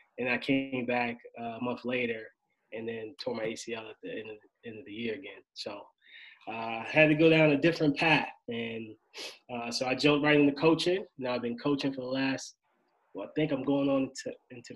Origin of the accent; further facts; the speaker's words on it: Annapolis, Maryland, United States; also born or lived in Delaware; Originally from Annapolis, Maryland.